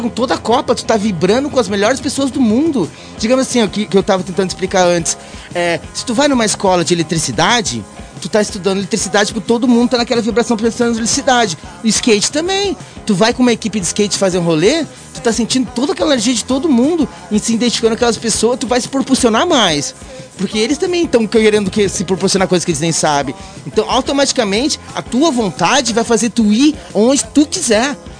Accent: Brazil; accent: Latin; moved away as an adult; also born or lived in United States; Agora eu volto pro Brasil aqui

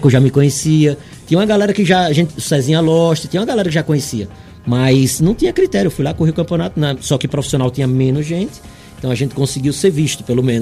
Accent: Aracaju, Sergipe, Brazil; eu saí de Aracaju pra cá pra correr o um campeonato

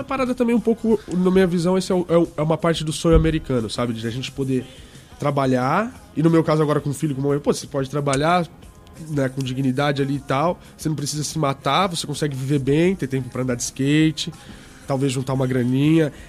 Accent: Santo André, São Paulo, Brazil; Sou de Santo André e aí eu já comecei a andar de skate com meus amigos da escola lá na Atente

